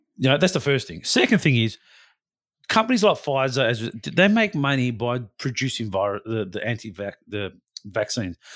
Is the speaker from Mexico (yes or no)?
no; Western Australia, Australia; as a West Australian, as an Australian citizen